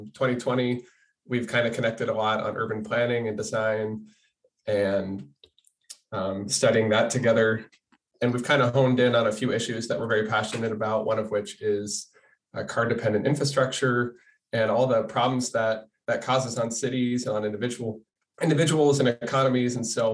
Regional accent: Des Moines, Iowa, United States; I'm from Des Moines.

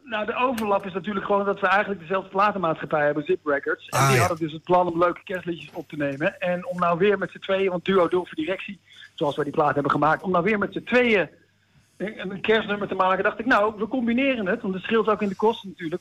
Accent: Deventer, Overijssel, Netherlands; now in Amsterdam, Netherlands; Zoals jullie weten woon ik in Amsterdam, maar ben ik geboren in Deventer.

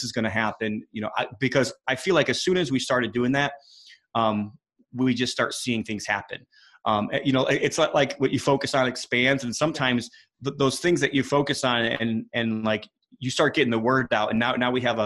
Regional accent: Indiana, United States; I'm from Indiana

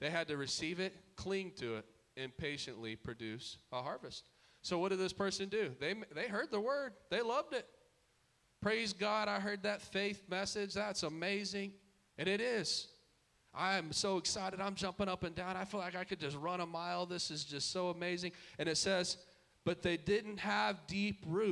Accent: Dallas, Texas, United States; we grew up in Dallas culture

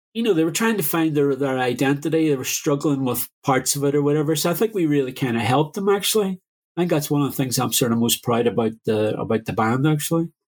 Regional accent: Derry, Northern Ireland, United Kingdom; moved away; also born or lived in London; growing up in Derry during the Troubles

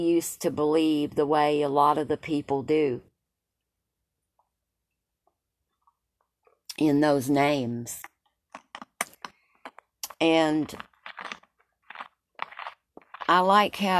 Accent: Tazewell, Tennessee, United States; I was raised in Tazewell

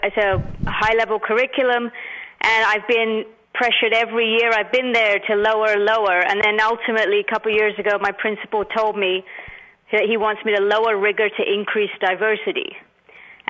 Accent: London, United Kingdom; also born or lived in India; now in Mountain View, United States; I was born in India. I grew up in London, and now I live in California for about, last 26 years I've been here.

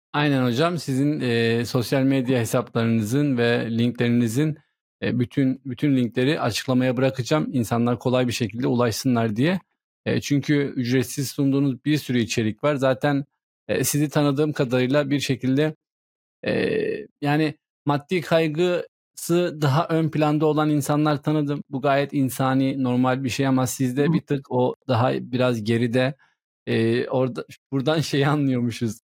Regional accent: Turkey; first language Turkish; Ben Türkçe biliyorum. Türkiye'de doğdum. Türkçeyi ana dilim olarak konuşuyorum.

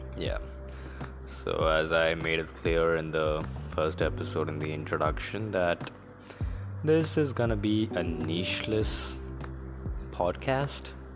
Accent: India; I am an Indian

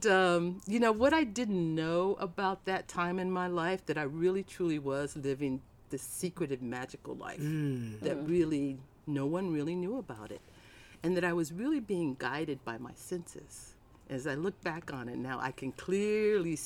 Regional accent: Tucson, Arizona, United States; also born or lived in Nashville, Tennessee; I was born in Nashville, and I grew up in Tucson, Arizona.

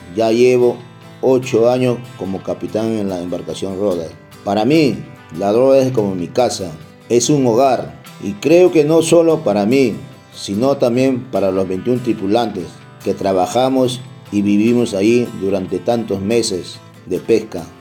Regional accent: Huacho, Lima, Peru; moved away; also born or lived in Chincha; Yo nací en Huacho, pero fui hasta Chincha

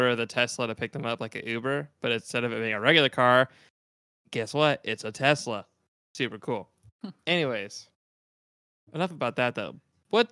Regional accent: United States; I'm American

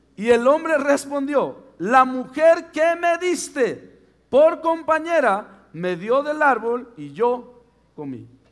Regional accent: Mexico; soy mexicano

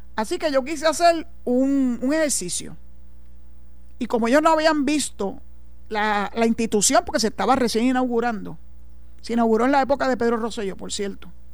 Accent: Puerto Rico; los puertorriqueños como ciudadanos americanos y que aportamos al Seguro Social

